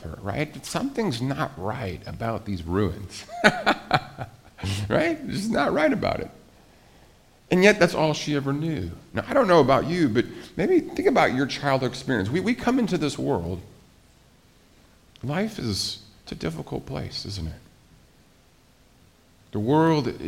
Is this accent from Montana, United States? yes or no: yes; Billings, Montana, United States; moved away; my hometown was a very safe place to live. It was a great place to raise a family, Billings, Montana.